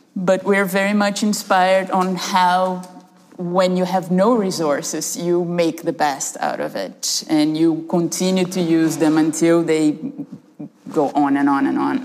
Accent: Brazil; moved away; we are a duo of artists originally from Brazil, and I'm half Canadian also

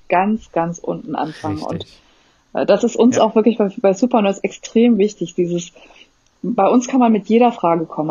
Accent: Germany; also born or lived in Netherlands; Ich bin ja dort geboren auch und äh, bin aber deutsch in Deutschland sozialisiert

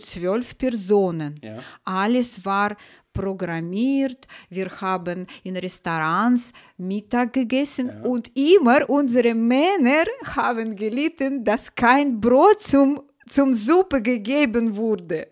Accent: Saint Petersburg, Russia; German is a second language; moved away as an adult; now in Germany; ich bin in Leningrad geboren, in einer Familie der Musiker.

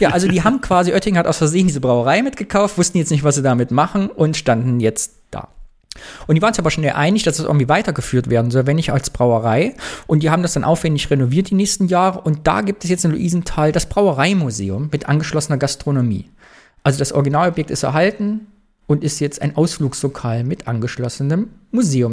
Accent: East Germany, Germany; Hat unsere DDR-Sozialisation bis heute gewirkt?

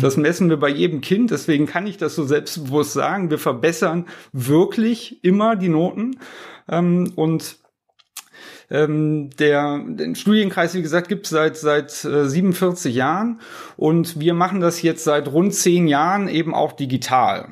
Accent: Cologne, North Rhine-Westphalia, Germany; accent: Kölsch singsong; wo, wo kommen Sie her? Und ich sag aus Köln

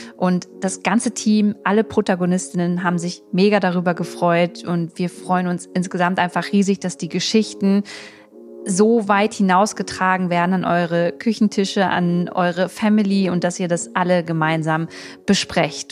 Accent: Germany; also born or lived in Berlin; bei uns in Deutschland

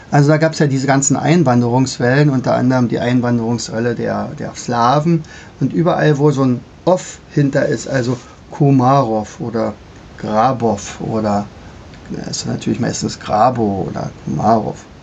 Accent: Brandenburg, Germany; ich komme ja hier aus dem Brandenburgischen

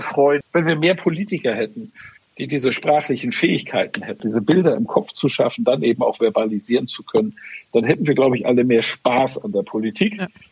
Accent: Schleswig-Holstein, Germany; accent: Norddeutscher; ich bin ja in Schleswig-Holstein groß geworden und kultiviert

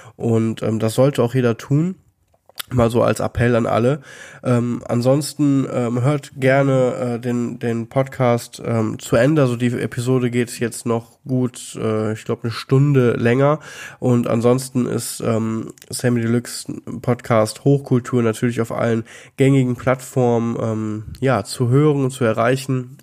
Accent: Germany; als Deutscher ohne Immigrationshintergrund

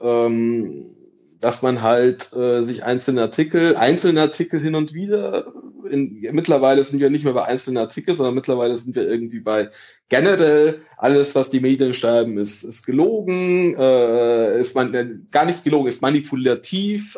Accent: Italy; now in Munich, Germany; ich bin Italiener

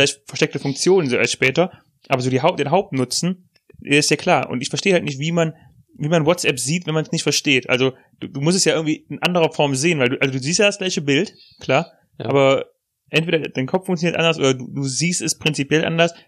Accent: Germany; Als Deutscher

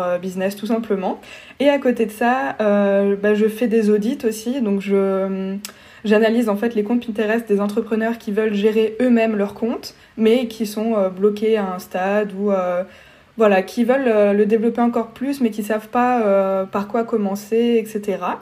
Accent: Strasbourg, Grand Est, France; je suis strasbourgeoise

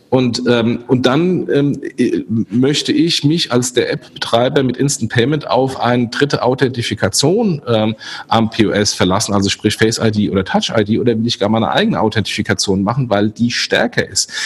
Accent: Germany; wir als Deutsche

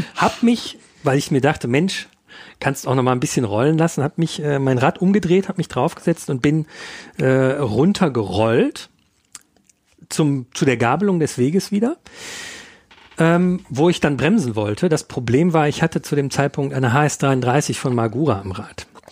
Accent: Ruhr area, North Rhine-Westphalia, Germany; now in Munich, Germany; ich komme aus dem Ruhrgebiet ursprünglich

